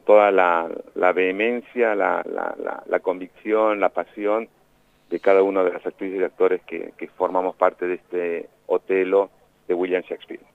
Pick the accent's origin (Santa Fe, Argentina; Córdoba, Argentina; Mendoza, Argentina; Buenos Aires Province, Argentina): Buenos Aires Province, Argentina; La Plata; moved away; also born or lived in Melchor Romero; yo me formé en la Escuela de Teatro de La Plata, viví en La Plata, nací en La Plata